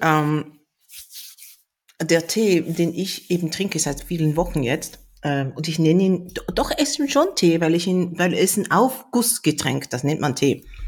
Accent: South Korea; now in Germany; bei uns in Korea

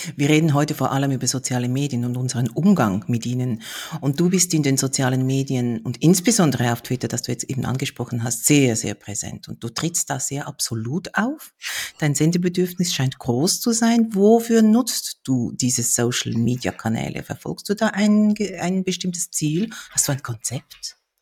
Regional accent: Switzerland; Wir sind beide Schweizer

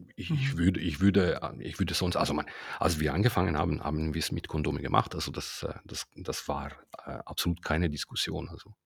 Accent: Ticino, Switzerland; ich bin Tessiner

